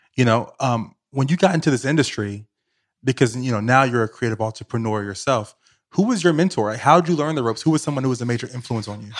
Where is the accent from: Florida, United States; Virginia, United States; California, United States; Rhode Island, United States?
Virginia, United States; Richmond; moved away as an adult; now in New York City, United States; I grew up in Richmond, Virginia